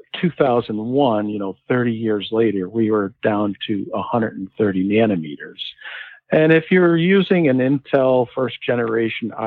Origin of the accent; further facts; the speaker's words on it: New England, United States; also born or lived in Connecticut; I grew up in New England